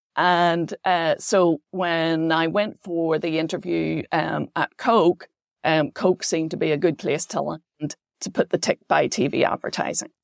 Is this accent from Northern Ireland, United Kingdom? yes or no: yes; Belfast, Northern Ireland, United Kingdom; moved away as an adult; also born or lived in Wales; I grew up on the Cahill Road